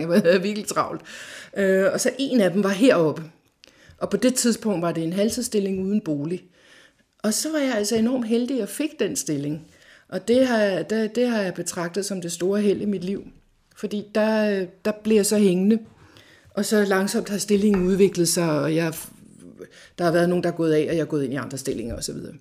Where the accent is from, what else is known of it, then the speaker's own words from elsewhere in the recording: Farum, Capital Region of Denmark, Denmark; Jeg kommer fra Farum, der voksede jeg op i en helt almindelig familie